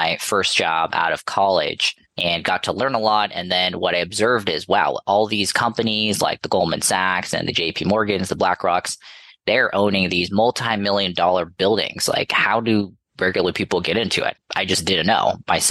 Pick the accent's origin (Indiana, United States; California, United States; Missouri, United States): California, United States; Los Angeles; I'm from Los Angeles area, and I went to USC locally